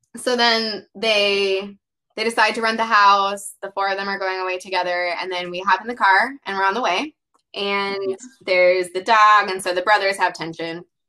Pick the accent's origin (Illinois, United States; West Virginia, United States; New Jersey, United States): Illinois, United States; Carbondale; SIU is in my hometown